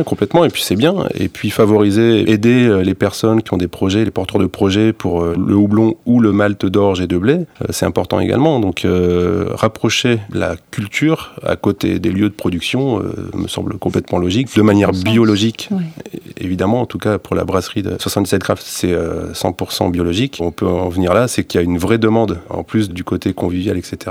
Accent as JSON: {"language": "French", "area": "Nord", "region": "Hauts-de-France", "country": "France", "tie": "born or raised there", "also_born_or_lived": "Fontainebleau forest", "moved": "yes", "said": "je suis né dans le Nord, donc la tradition de houblon assez développé"}